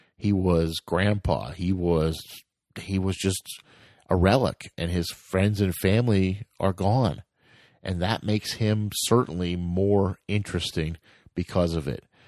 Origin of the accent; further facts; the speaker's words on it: United States; I'm from America